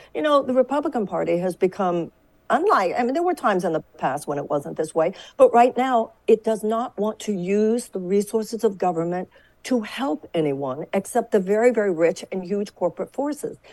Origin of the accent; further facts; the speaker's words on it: Texas, United States; I come from Texas